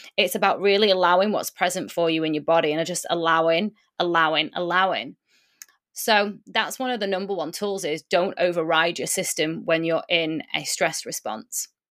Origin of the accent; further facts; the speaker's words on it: United Kingdom; also born or lived in Lisbon; My mum and my dad born in Poland, but I was born in the U K, which is where I currently am